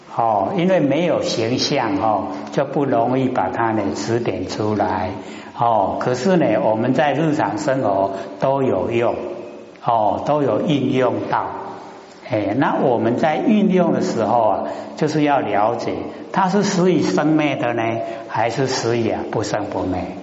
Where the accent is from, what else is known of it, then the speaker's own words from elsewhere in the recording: Taiwan; 我们台湾话讲含里合里